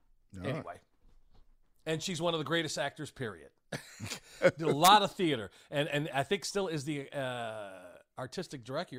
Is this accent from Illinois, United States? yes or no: yes; Oak Park, Illinois, United States; now in Georgia, United States; when I was growing up in Oak Park